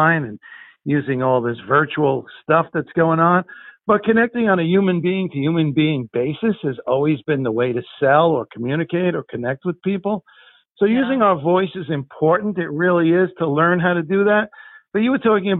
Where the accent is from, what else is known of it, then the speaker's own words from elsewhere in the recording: Guttenberg, New Jersey, United States; I grew up in Guttenberg, New Jersey, in Hudson County